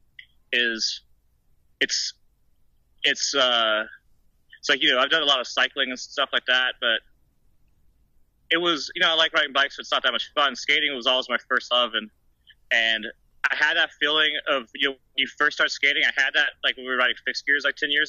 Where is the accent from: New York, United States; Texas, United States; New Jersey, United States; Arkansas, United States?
Texas, United States; Austin; first language German; English is a second language; also born or lived in Germany; I was born in Austin, Texas, and when I was about 6 months old, my parents moved to Germany